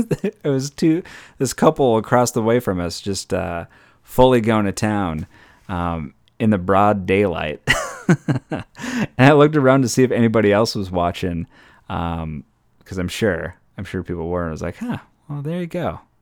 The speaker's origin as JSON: {"language": "English", "region": "Minnesota", "country": "United States", "lives_now": "California, United States", "said": "I came from Minnesota that's doing, their numbers are way better and they're opening stuff up left and right."}